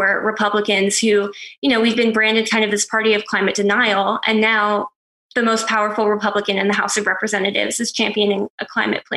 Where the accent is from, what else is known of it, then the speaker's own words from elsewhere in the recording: Pennsylvania, United States; my home state of Pennsylvania